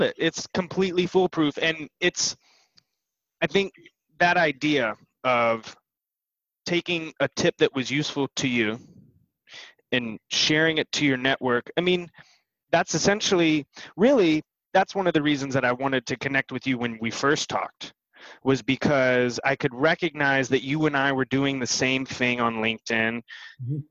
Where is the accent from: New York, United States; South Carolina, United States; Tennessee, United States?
Tennessee, United States; Bristol; I was born in Bristol, Tennessee